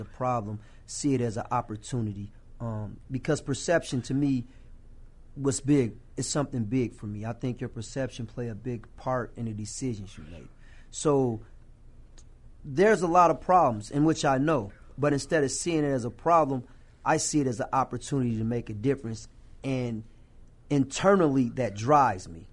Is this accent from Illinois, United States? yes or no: yes; Rock Island, Illinois, United States; my hometown of Rock Island